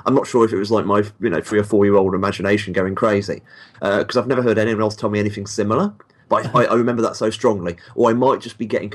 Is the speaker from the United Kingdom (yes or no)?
yes; United Kingdom; I read comics as a kid, like most people in the at least in the UK